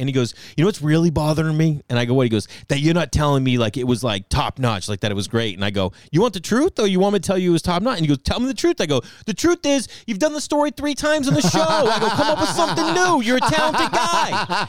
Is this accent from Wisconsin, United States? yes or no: no; Massachusetts, United States; I grew up in Massachusetts.